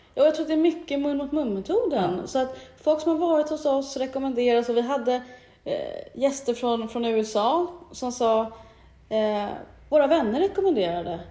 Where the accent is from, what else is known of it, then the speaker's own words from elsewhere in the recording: Stockholm, Stockholm County, Sweden; moved away as an adult; now in Mallorca, Spain; entreprenör i grunden, uh kommer från Stockholm. Mm. Men är halv eh, Mallorquin